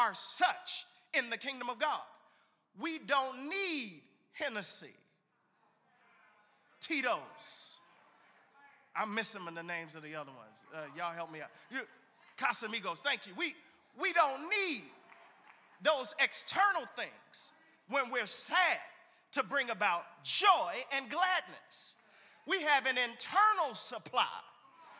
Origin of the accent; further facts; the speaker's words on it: Chicago, Illinois, United States; I'm from Chicago